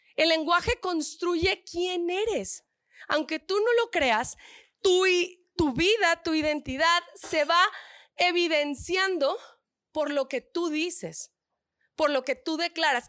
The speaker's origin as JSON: {"language": "Spanish", "region": "northern Mexico", "country": "Mexico", "accent": "norteña", "said": "Yo soy soy del norte"}